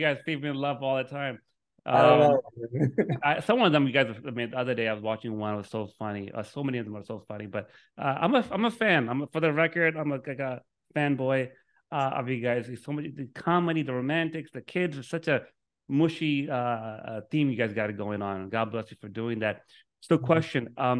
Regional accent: Miami, Florida, United States; now in Orlando, United States; Dude, I'm from Miami. I'm in Orlando now, but Miami is beautiful. I love Miami.

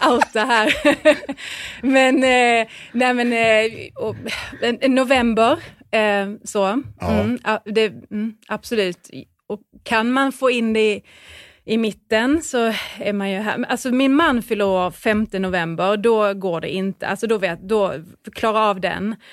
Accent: Skåne, Sweden; Jag är ju skåning

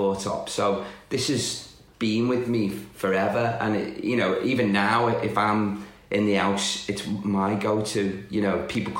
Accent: the Wirral, North West England, United Kingdom; I'm from the Wirral, which is just across the water.

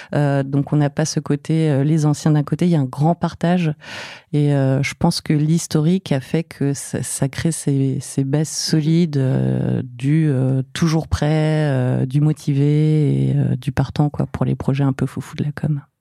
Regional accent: Fontainebleau, Île-de-France, France; also born or lived in Paris; je suis née à Paris, mais j'ai ai pas trop vécu. Euh, j'ai passé une plus grande partie de mon enfance à Fontainebleau

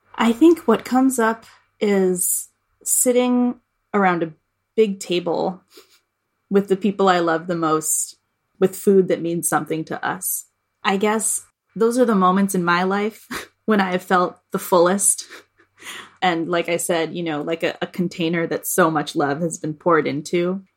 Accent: Boston, Massachusetts, United States; being here in Boston, in my hometown

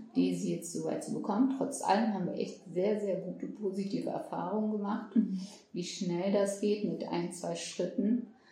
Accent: Germany; ich bin mit meinen sechs Jahren mhm. nach Deutschland gezogen

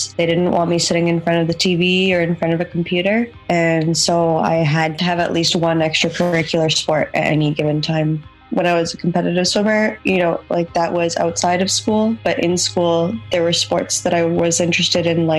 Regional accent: Toronto, Ontario, Canada; moved away as an adult; now in Galway, Ireland; I'm from Toronto, Canada

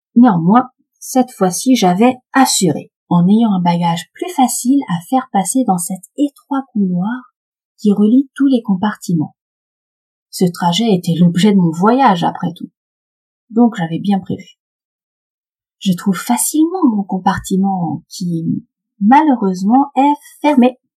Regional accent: Paris, Île-de-France, France; Je suis parisienne

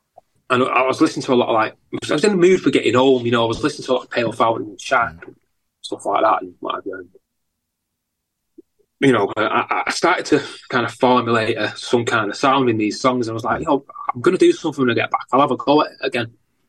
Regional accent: Heywood, North West England, United Kingdom; also born or lived in Salford / Chicago; I grew up in Heywood on an estate called Darnhill, an Overspill estate, a Manchester Overspill estate called Darnhill.

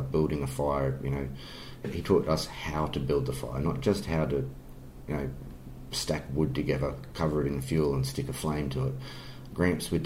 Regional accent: Sydney, New South Wales, Australia; growing up in Sydney

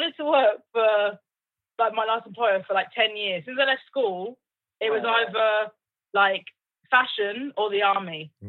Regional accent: Oxfordshire, Buckinghamshire, South East England, United Kingdom; also born or lived in London; I'm actually an honorary Londoner. Like, people think I'm from London, but I'm not. I'm from, like, Oxfordshire, Buckinghamshire.

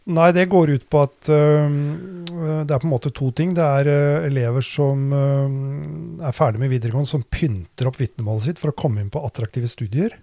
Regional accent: Drammen, Buskerud, Norway; Jeg er jo vokst opp i Drammen, da. På Austad

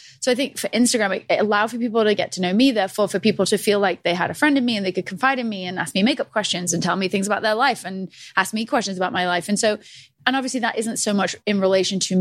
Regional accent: Southport, North West England, United Kingdom; moved away as an adult; also born or lived in London; now in New York, United States; Grew up in the north of England by Liverpool

